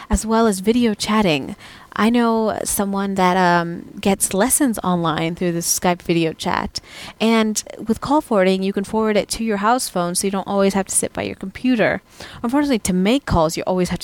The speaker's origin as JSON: {"language": "English", "country": "United States", "moved": "as an adult", "lives_now": "Europe", "said": "as an American expat in Europe"}